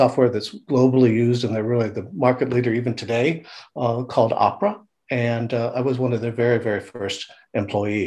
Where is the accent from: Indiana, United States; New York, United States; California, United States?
California, United States; moved away as an adult; also born or lived in Dublin; now in Ireland; I'm originally from California, and but I've been living in Europe now for 30 years